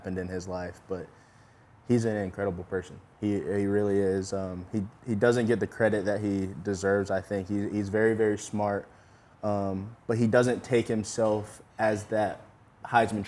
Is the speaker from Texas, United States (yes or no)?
no; Yulee, Florida, United States; I'm from Yulee. I don't know if people know that. I'm from that town, the high school that Derek actually went